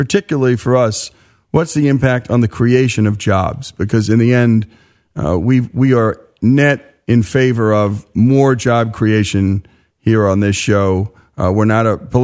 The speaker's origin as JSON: {"language": "English", "region": "New Jersey", "country": "United States", "tie": "born or raised there", "said": "I grew up in New Jersey"}